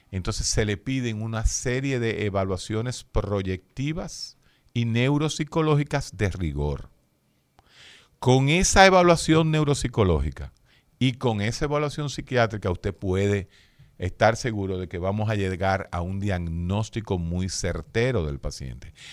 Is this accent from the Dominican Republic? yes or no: yes; Dominican Republic; Uno se pregunta, ¿por qué? ¿Somos los médicos dominicanos mejor que los de allá?